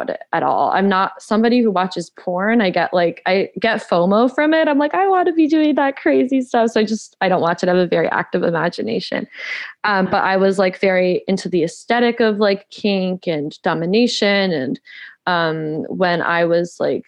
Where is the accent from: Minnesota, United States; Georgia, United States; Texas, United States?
Georgia, United States; also born or lived in California; I'm originally from California, but I spent most of my adolescent life in Georgia. So yeah, I'm a Georgia peach